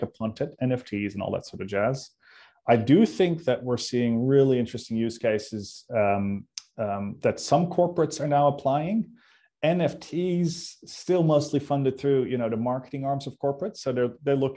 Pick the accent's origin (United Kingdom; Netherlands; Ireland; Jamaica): Netherlands; now in Sydney, Australia